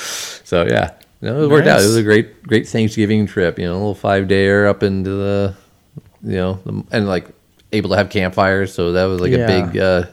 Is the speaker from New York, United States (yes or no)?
no; San Diego, California, United States; I grew up in San Diego.